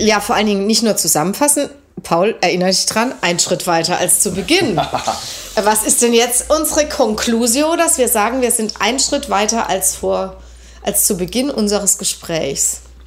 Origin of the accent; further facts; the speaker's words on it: Germany; als Deutsche